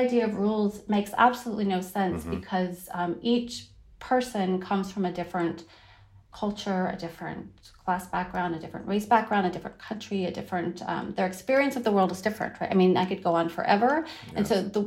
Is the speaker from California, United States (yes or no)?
yes; Northern California, United States; moved away as an adult; also born or lived in Wiesbaden, Germany; now in Berlin, Germany; I was born in Wiesbaden, Germany, at a U.S. military base. But we were raised, I have a brother and sister, and we were raised in Northern California